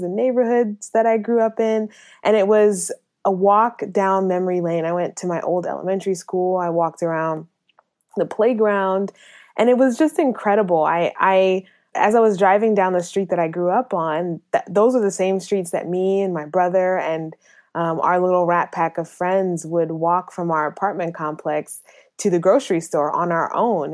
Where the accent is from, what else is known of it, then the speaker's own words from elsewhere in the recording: Minnesota, United States; moved away; also born or lived in North Carolina; I grew up in Minnesota, which didn't have a very large, uh, population of people